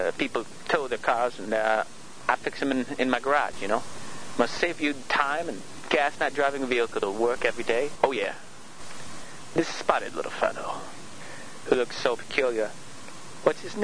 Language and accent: English; Michigan, United States; since I'm from Michigan